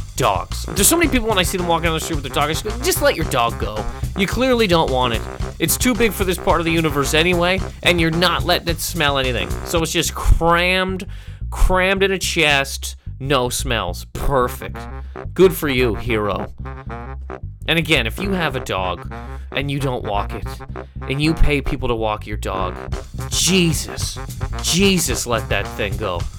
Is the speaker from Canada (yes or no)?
yes; Halifax, Nova Scotia, Canada; I'm from Halifax, Nova Scotia, correct? In Canada